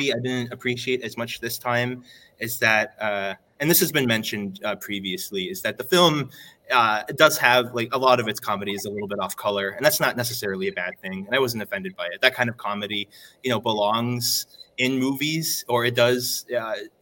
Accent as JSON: {"language": "English", "country": "Belgium", "tie": "born or raised there", "moved": "yes", "said": "my hometown in Belgium"}